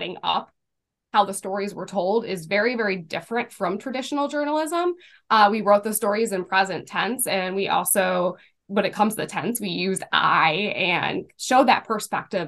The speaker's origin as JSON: {"language": "English", "town": "Cleveland", "region": "Ohio", "country": "United States", "tie": "born or raised there", "said": "I grew up in Greater Cleveland"}